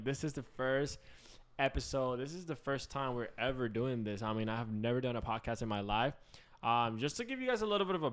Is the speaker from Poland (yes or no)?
no; Puerto Rico; I am full Puerto Rican. Okay, you know, I'm from straight up from the island.